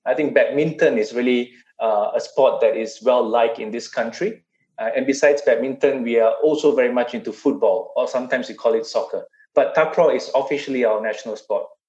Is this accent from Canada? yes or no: no; Malaysia; I'm a Malaysian Chinese